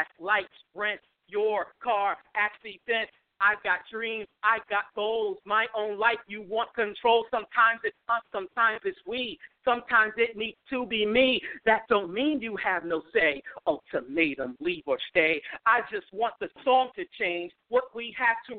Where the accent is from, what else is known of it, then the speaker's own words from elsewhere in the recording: New York City, New York, United States; now in New Jersey, United States; I'm originally from you know, the birthplace of anything that's dope, which is Brooklyn